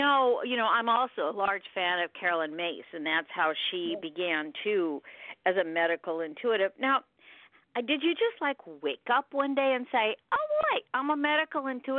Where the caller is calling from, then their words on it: California, United States; Well, you know, we're calling from California.